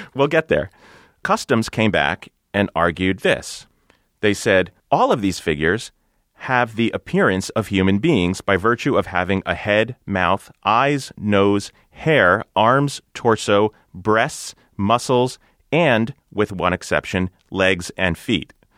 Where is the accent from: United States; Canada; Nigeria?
United States; New Jersey; my home state of New Jersey